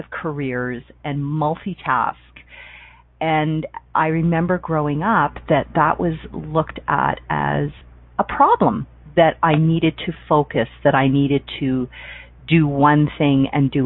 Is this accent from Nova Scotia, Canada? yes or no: no; Toronto, Ontario, Canada; moved away as an adult; I grew up in Toronto, Ontario